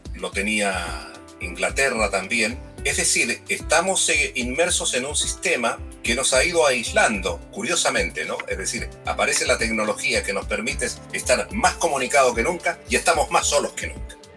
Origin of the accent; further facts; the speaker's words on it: Copiapó, Atacama, Chile; moved away; also born or lived in near Pueblo Hundido, Chile / Netherlands; Yo ahí nací, eh, estuve cinco años, nació mi hermano también, Lincoln, el año 52, y nos trasladamos a la ciudad de Copiapó entre cinco años y medio, seis años. Ahí cursé mis estudios